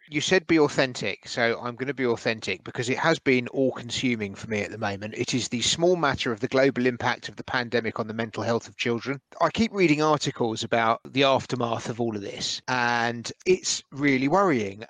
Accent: Edgware, London, United Kingdom; growing up in Edgware

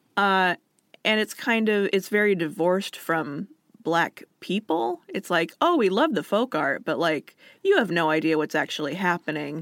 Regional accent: Alaska, United States; moved away as an adult; also born or lived in Washington; I was from somewhere else. I was from Alaska.

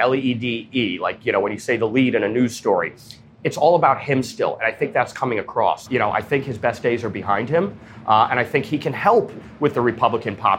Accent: New York, United States; I'm from New York

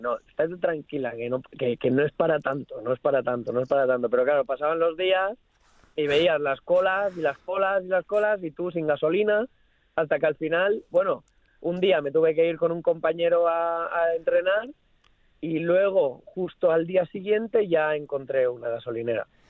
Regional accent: Nules, Valencian Community, Spain; now in England; toda mi gente allí en, mi pueblo, Nules

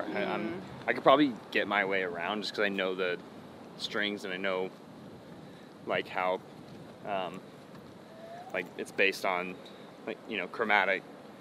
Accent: Vacaville, California, United States; I grew up in Vacaville

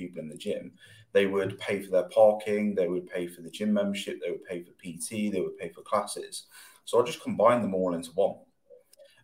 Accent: Loughborough, East Midlands, United Kingdom; I'm from Loughborough

